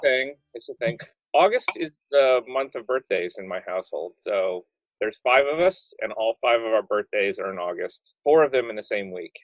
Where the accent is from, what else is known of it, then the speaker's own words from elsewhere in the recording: Indiana, United States; I'm from Indiana